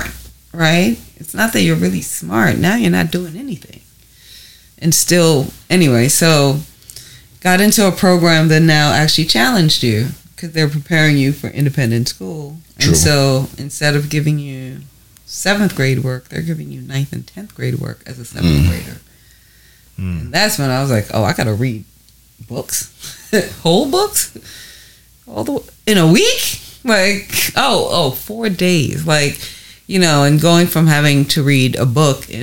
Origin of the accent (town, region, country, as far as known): New York City, New York, United States; born or raised there; also born or lived in Guyana